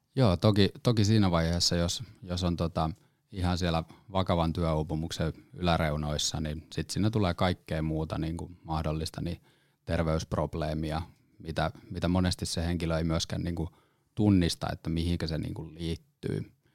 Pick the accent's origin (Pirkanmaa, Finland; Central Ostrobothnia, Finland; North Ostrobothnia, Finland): Pirkanmaa, Finland; Lempäälä; now in Helsinki metropolitan area, Finland; alun perin tuun Lempäälästä ja sitten tänne, tota, pääkaupunkiseudulle tullut ihminen